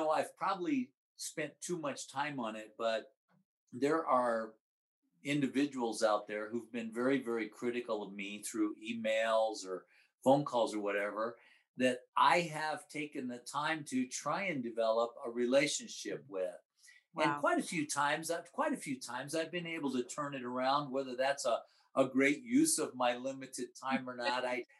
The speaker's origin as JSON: {"language": "English", "region": "Midwest", "country": "United States", "tie": "born or raised there", "said": "And I grew up in the Midwest where it's, where it's horrible."}